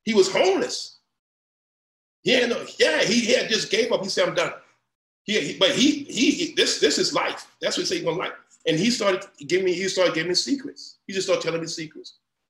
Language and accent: English; New Iberia, Louisiana, United States; moved away; I'm from New Iberia, Louisiana, I'm from the boot, I mean the mud